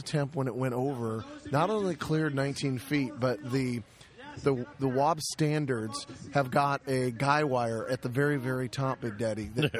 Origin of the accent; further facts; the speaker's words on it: Mineral Wells, Texas, United States; I was born in Mineral Wells.